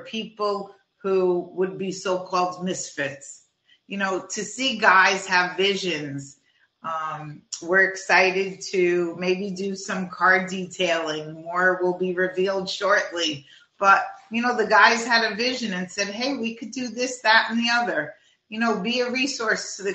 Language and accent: English; New Jersey, United States; also born or lived in Florida; now in Manitoba, Canada; I'm from New Jersey originally